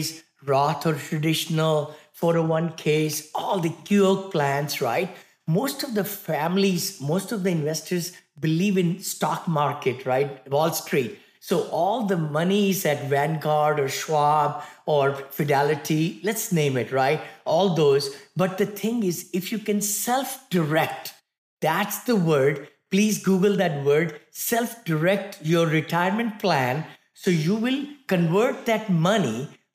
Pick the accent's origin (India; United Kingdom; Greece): India; moved away as an adult; now in United States; I came from India, right? Very humble beginning, six children in the family in one bedroom apartment